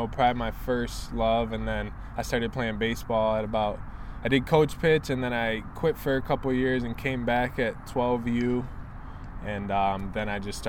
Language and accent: English; Troy, Michigan, United States; I grew up in Troy